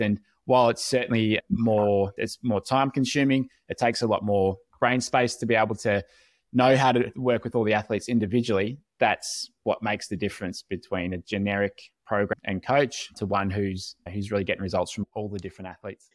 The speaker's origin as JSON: {"language": "English", "country": "Australia", "said": "As an Aussie"}